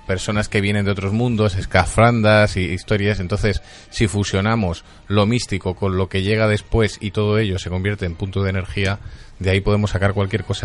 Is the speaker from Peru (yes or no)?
no; Spain